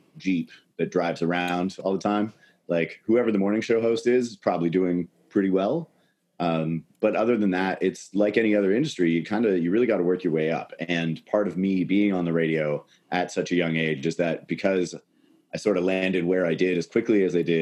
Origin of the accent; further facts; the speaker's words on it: Canada; as a Canadian